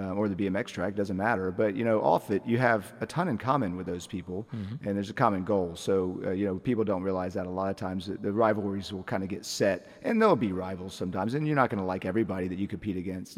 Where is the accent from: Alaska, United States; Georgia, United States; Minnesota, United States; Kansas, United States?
Georgia, United States; Atlanta; also born or lived in Lilburn, Georgia; now in Athens, United States; I'm from the Atlanta area